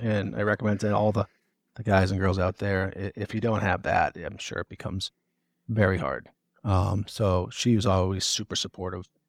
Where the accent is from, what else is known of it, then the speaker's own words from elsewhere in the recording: Northeast, United States; I'm from the Northeast